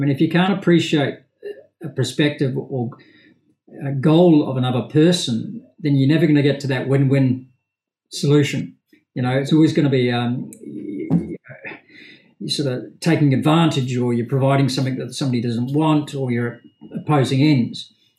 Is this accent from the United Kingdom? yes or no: yes; Liverpool, North West England, United Kingdom; born there; I suppose, Campbell, despite my accent, I was actually born in Liverpool in the UK. But didn't really spend a lot of time in Liverpool.